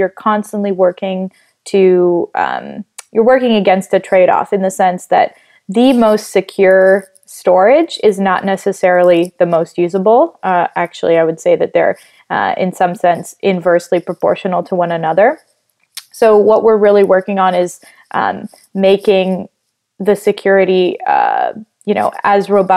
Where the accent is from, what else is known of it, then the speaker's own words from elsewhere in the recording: Italy; now in United States; I grew up in Italy, moved to the U.S. afterwards